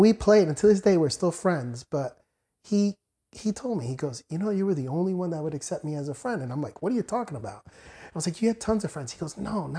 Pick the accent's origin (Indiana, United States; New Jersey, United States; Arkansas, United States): New Jersey, United States; Perth Amboy; also born or lived in Newark, New Jersey / Sayreville, New Jersey; growing up in Perth Amboy was pretty interesting.